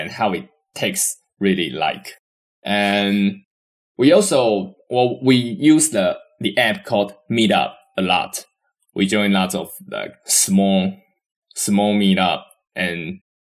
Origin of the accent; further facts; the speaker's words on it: Taiwan; we are come from Taiwan